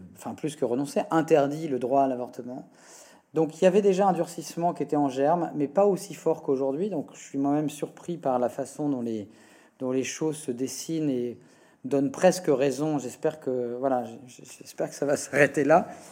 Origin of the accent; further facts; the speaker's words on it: Le Havre, Normandy, France; j'ai grandi au Havre, dans un petit village à côté du Havre.